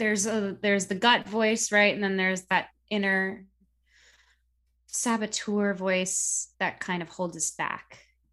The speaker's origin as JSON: {"language": "English", "country": "Philippines", "said": "being both Filipino and being a, you know, trained vocalist"}